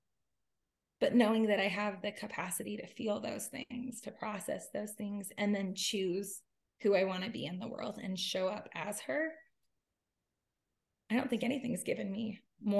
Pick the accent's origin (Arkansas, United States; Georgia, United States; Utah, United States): Utah, United States; I am from Utah